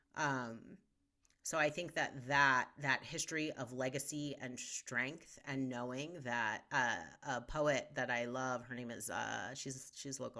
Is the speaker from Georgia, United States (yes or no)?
no; Westchester County, outside New York City, United States; now in Denver, United States; I grew up outside of New York City